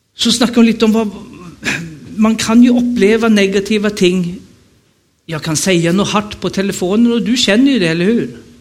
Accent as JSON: {"language": "Swedish", "town": "Stockholm", "region": "Stockholm County", "country": "Sweden", "tie": "born or raised there", "also_born_or_lived": "Rogaland, Norway", "moved": "as an adult", "lives_now": "Nannestad, Norway", "said": "Jag är född och uppvuxen i Stockholm"}